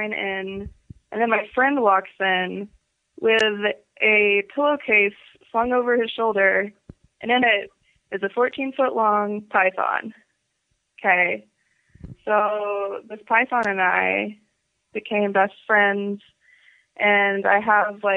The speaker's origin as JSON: {"language": "English", "country": "Canada", "said": "I'm Canadian"}